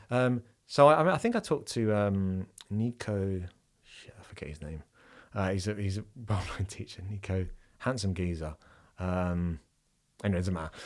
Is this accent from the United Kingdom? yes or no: yes; England, United Kingdom; I am an Englishman